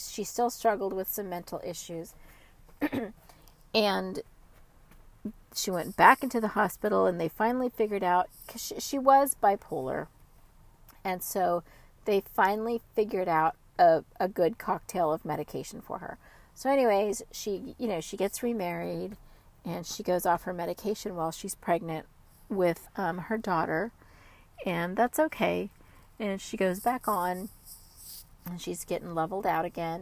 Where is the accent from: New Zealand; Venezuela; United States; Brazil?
United States; California; I was from California